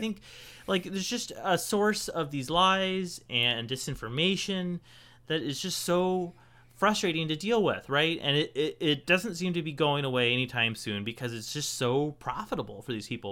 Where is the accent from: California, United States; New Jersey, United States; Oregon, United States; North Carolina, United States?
Oregon, United States; Portland; moved away as an adult; also born or lived in Nebraska; I grew up in Portland